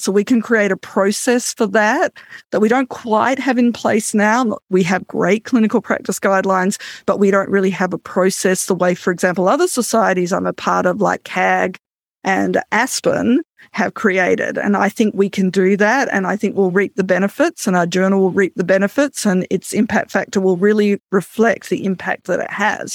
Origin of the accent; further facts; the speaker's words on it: Australia; now in Canada; I'm an Australian Canadian